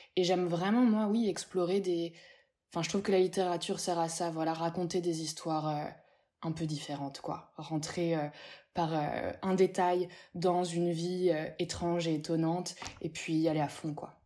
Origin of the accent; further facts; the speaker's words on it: Paris, Île-de-France, France; J'ai grandi dans le 18e, j'ai grandi à Pigalle, je suis née là-bas